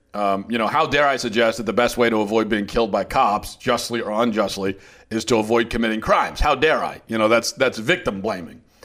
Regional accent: Baltimore, Maryland, United States; I'm from the Baltimore area

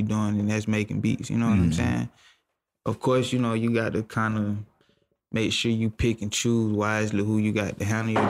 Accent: Atlanta, Georgia, United States; Cleveland Avenue is where I grew up

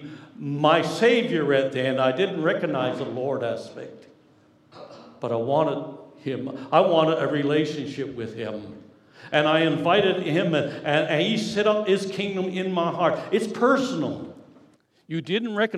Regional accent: Newfoundland and Labrador, Canada; I'm a newfie

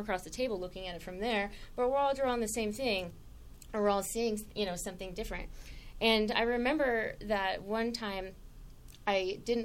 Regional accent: Saginaw, Michigan, United States; I grew up in Michigan in a relatively small town called Saginaw.

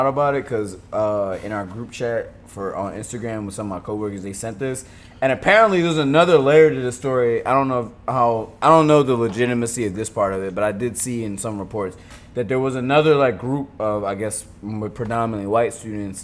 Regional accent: Philadelphia, Pennsylvania, United States; I grew up in Philly

